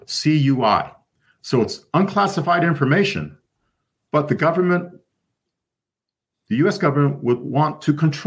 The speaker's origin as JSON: {"language": "English", "country": "United States", "said": "an American citizen"}